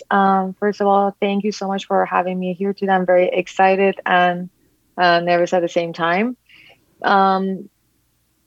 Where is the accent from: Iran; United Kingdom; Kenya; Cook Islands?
Iran; moved away as an adult; my growing up in Iran, my childhood, my teen years, young adulthood, and all my visits back home during my breaks to visit family and friends